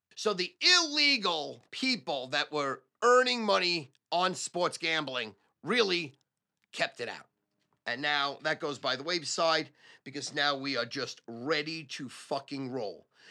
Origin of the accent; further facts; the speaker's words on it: United States; as an American, a red-blooded American